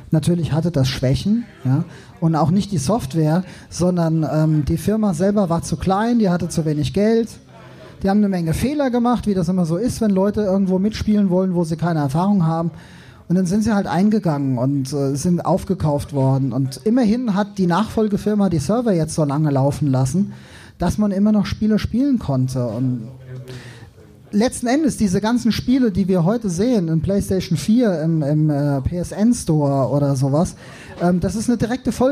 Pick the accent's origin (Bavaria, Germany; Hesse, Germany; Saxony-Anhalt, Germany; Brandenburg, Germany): Hesse, Germany; Darmstadt; ich komme eigentlich aus Frankfurt, genau genommen aus Darmstadt.